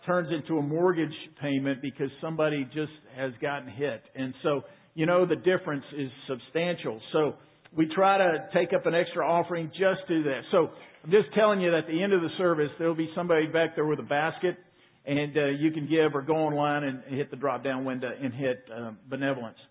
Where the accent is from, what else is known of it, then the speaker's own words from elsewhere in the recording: Waco, Texas, United States; I was 8 years old in Waco, Texas, little church called Beverly Hills Baptist Church.